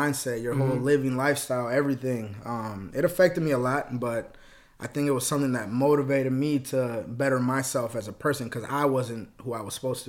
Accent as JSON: {"language": "English", "town": "Faribault", "region": "Minnesota", "country": "United States", "tie": "born or raised there", "also_born_or_lived": "Texas", "said": "In Texas. And then in Minnesota, moved up here, grew up in Faribault."}